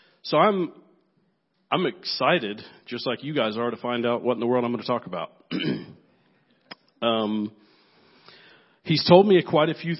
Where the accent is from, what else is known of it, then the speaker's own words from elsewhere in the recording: Nigeria; I'm here from Nigeria